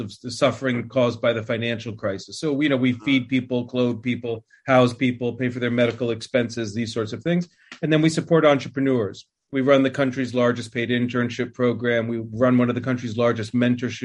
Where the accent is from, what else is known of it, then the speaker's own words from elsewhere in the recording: East Patchogue, New York, United States; also born or lived in Brookhaven; I grew up in New York, a little town out on Long Island. I was born in Brookhaven and grew up in a little town called East Patchogue